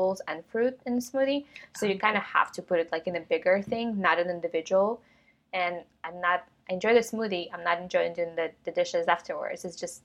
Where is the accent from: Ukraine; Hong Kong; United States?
Ukraine; moved away; I grew up in Ukraine, and we had this like little tiny kitchen